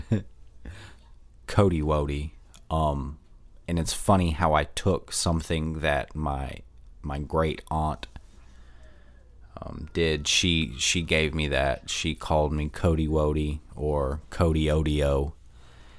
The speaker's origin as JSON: {"language": "English", "town": "Pensacola", "region": "Florida", "country": "United States", "tie": "born or raised there", "said": "I was born in Pensacola, Florida, at Sacred Heart Hospital"}